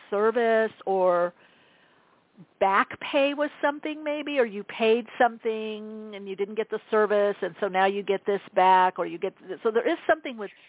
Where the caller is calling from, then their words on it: New York, United States; I'm calling from New York